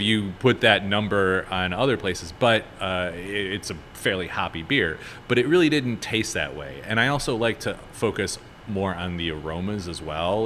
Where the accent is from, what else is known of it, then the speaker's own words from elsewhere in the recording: Chicago, Illinois, United States; moved away as an adult; now in New Orleans, United States; I'm from Chicago. I moved down here about uh, a little over eight years ago.